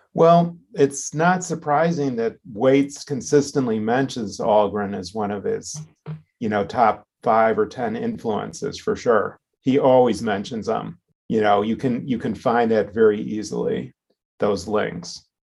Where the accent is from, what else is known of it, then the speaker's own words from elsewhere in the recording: Chicago, Illinois, United States; I was born and raised in Chicago. I grew up on the southeast side of Chicago